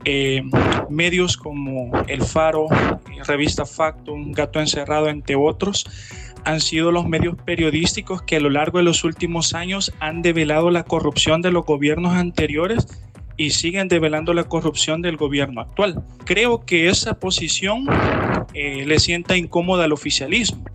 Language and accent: Spanish; Nicaragua; como nicaragüense